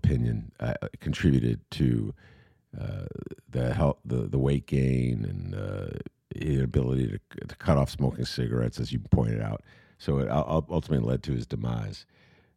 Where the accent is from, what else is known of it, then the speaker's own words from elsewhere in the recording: Evanston, Illinois, United States; moved away as an adult; as a kid growing up in Evanston